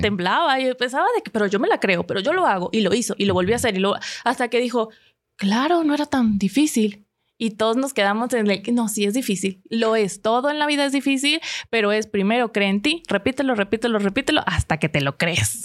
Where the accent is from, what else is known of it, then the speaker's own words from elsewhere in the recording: Venezuela; como soy venezolana